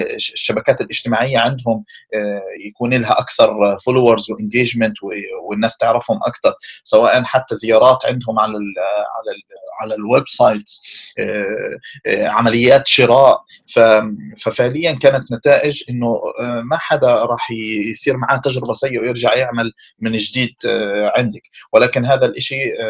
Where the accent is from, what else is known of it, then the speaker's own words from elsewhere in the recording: Palestine; احنا عندنا في فلسطين